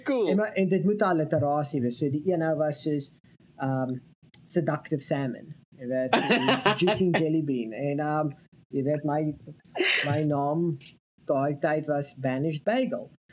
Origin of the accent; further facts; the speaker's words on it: South Africa; Ek is 'n fucking Suid-Afrikaner